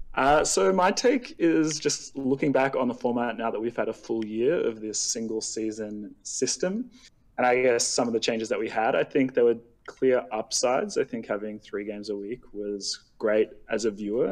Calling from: Sydney, New South Wales, Australia; I'm calling from Sydney, Australia

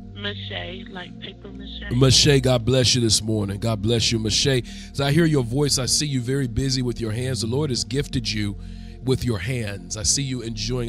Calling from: Rex, Georgia, United States; I'm calling from Rex, Georgia.

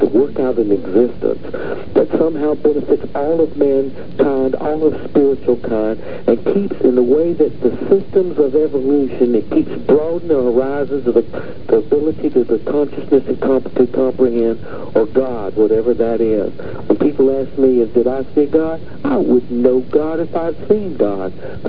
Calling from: Minneapolis, Minnesota, United States; From Minneapolis, all right.

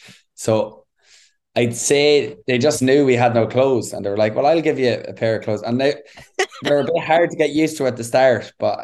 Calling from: Dublin, Leinster, Ireland; Andrew, I'm in Dublin at my girlfriend's house above the cobblestone pub overlooking the Smithfield Square.

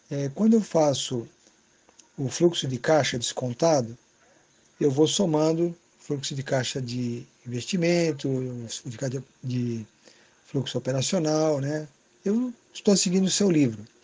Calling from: São Paulo, Brazil; sou aqui de São Paulo

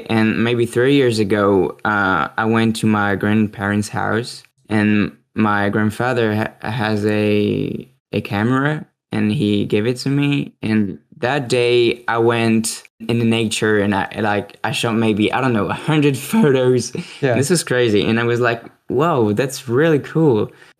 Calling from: France

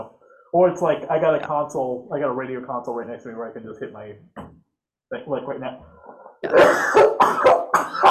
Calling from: Worcester, Massachusetts, United States; Worcester, Massachusetts.

